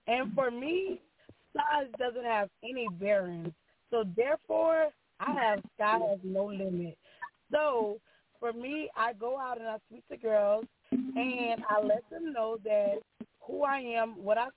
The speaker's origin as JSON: {"language": "English", "town": "Greco", "region": "Louisiana", "country": "United States", "said": "I am from Greco, Louisiana. I am 39."}